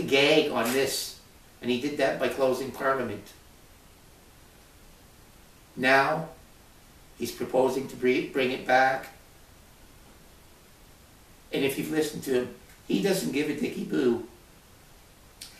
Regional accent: Canada

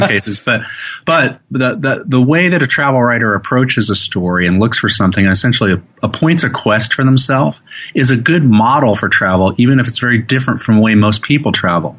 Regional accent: Oklahoma, United States; also born or lived in New York; now in Oregon, United States; I grew up in Oklahoma

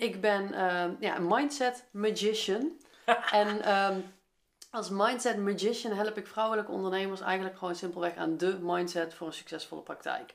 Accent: Veldhoven, North Brabant, Netherlands; moved away as an adult; also born or lived in Eindhoven, Netherlands; now in Nijmegen, Netherlands; ik ben opgegroeid in Veldhoven, dat ligt ernaast

